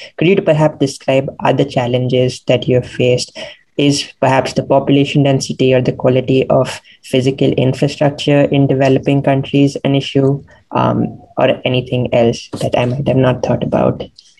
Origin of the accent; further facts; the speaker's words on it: India; moved away; I'm originally from India.